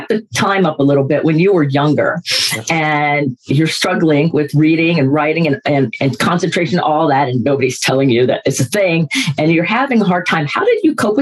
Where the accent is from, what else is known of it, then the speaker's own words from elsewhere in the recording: Florida, United States; I'm from Florida, so we're football people